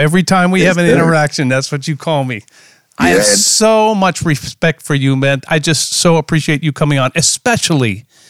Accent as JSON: {"language": "English", "town": "Minneapolis", "region": "Minnesota", "country": "United States", "tie": "born or raised there", "said": "that happened in my hometown and my guest's hometown as well."}